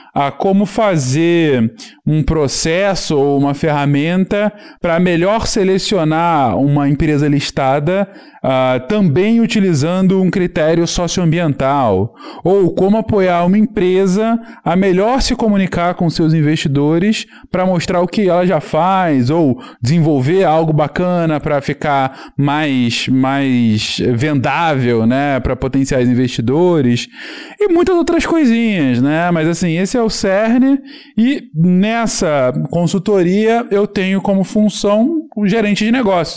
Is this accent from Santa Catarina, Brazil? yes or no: no; Teresópolis, Rio de Janeiro, Brazil; moved away as an adult; also born or lived in São Paulo; eu cresci aqui, né, em Teresópolis